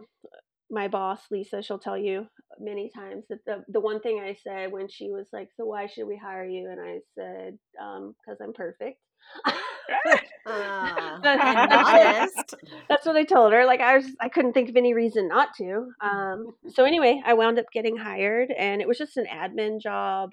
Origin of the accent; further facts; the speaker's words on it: Carthage, Texas, United States; moved away as an adult; also born or lived in Dallas, Texas; now in California, United States; I was born in Texas, born in Dallas, actually, and then lived in East Texas, very, very tiny town called Carthage